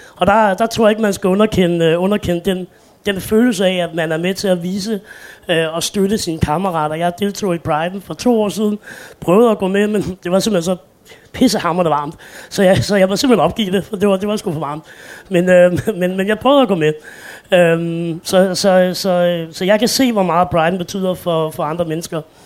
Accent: Roskilde, Zealand, Denmark; Jeg er født og opvokset i Roskilde, så jeg er ikke fra København

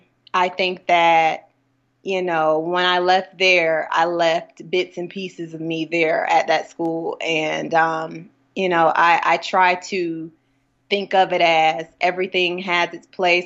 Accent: Hattiesburg, Mississippi, United States; Hattiesburg shaped me into loving and accepting, but being cautious, you know, of how the world works today.

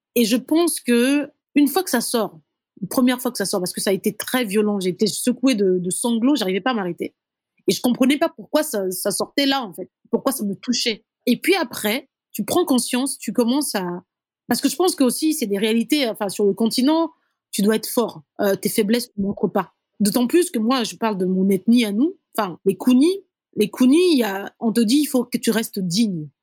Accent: Brazzaville, Republic of the Congo; born or raised there; first language Kituba; French is a second language; moved away as an adult; also born or lived in Dolisie, Republic of the Congo; now in Ouagadougou, Burkina Faso

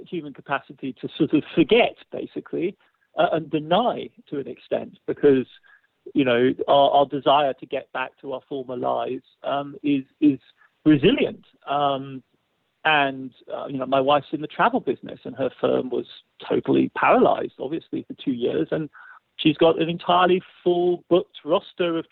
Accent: England, United Kingdom; I'm English, you know, I'm English

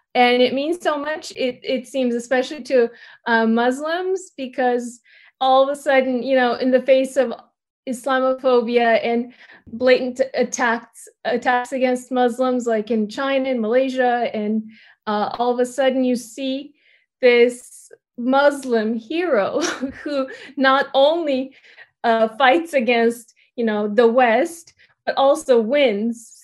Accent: Bulgaria; moved away; I grew up in Bulgaria, and my ethnicity is Turkish

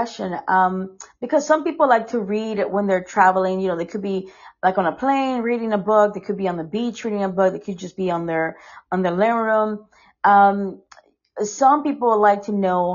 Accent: Costa Rica; moved away; I'm from Costa Rica

